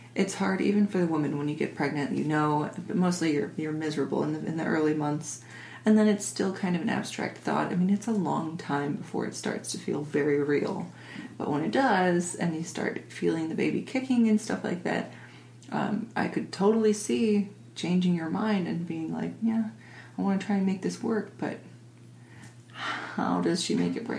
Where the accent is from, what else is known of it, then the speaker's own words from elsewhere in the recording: suburb of Detroit, Michigan, United States; we were in a wealthy suburb of Detroit